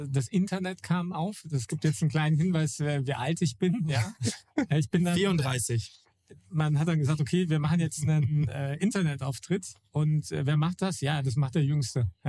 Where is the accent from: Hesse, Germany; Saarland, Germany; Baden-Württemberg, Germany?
Hesse, Germany; Wolfhagen; moved away; ich komme ähm, aus einer Gegend, die eigentlich Grüne Hölle heißen sollte, aus äh, Wolfhagen. Das ist so Mittelhessen also weit über, über Frankfurt und da ist im Umfeld eigentlich gar nichts, bis auf kleine, kleine Dörfer.